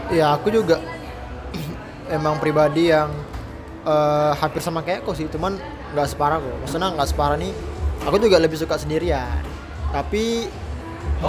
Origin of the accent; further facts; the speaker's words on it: Batam, Riau Islands, Indonesia; moved away as an adult; aku dari Batam